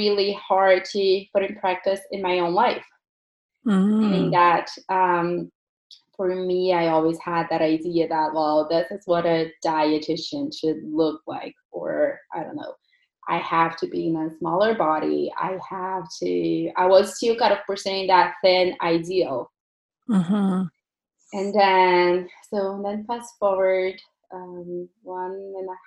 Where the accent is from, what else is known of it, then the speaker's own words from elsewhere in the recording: Brazil; now in Burlington, Canada; I'm from Brazil originally.